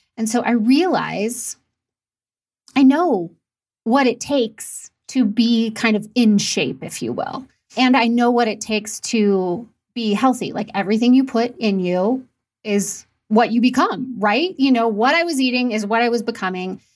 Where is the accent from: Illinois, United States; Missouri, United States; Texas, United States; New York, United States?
Missouri, United States; St. Louis; also born or lived in Indianapolis, Indiana; We moved to St. Louis, Missouri, where I was raised